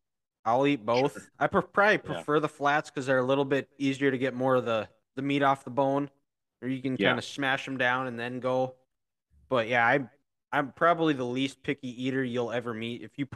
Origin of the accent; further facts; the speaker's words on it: Dickinson, North Dakota, United States; I'm from Dickinson. I graduated from Trinity.